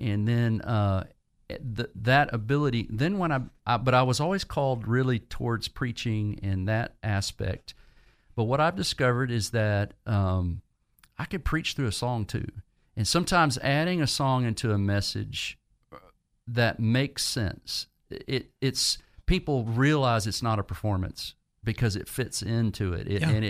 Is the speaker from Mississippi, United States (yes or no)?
no; Virginia, United States; But during college in Virginia, I grew up primarily in Virginia, felt a sense of call towards ministry.